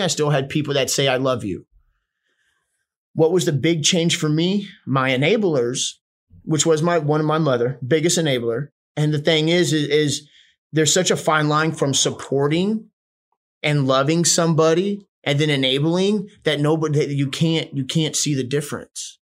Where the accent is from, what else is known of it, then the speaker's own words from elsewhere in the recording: Houston, Texas, United States; also born or lived in Charleston, West Virginia / Spencer, West Virginia / Austin, Texas; i was born in charleston west virginia um grew up in spencer for i think maybe like up to five somewhere around there then we moved to houston